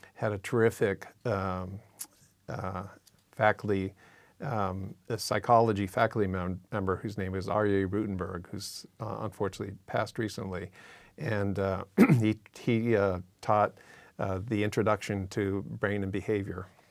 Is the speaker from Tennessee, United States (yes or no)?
no; Massachusetts, United States; now in California, United States; I was born in Massachusetts